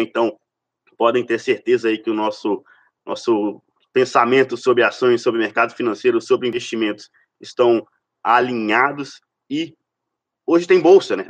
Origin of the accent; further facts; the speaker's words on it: Minas Gerais, Brazil; Sou de Minas também